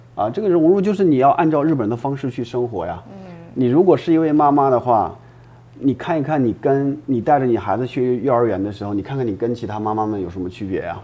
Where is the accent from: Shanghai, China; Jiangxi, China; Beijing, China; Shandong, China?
Shandong, China; now in Japan; 我本身我老家山东人啊，啊。就孔孟之乡嘛